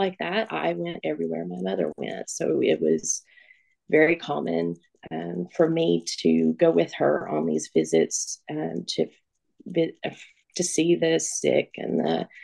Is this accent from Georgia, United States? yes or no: no; Northeast Tennessee, United States; I was born and raised here in Northeast Tennessee.